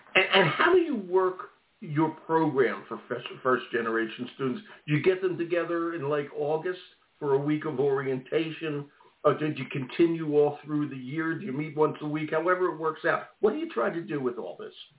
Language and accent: English; Maine, United States; Lewiston, Maine, my home state here